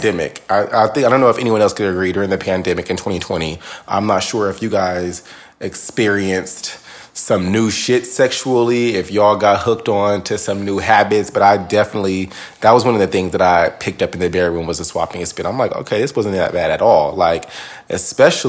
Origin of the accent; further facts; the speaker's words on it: Northern California, United States; I'm from Northern California.